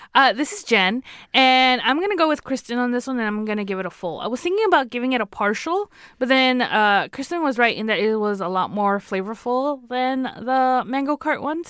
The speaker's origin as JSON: {"language": "English", "region": "California", "country": "United States", "accent": "California", "said": "my California accent"}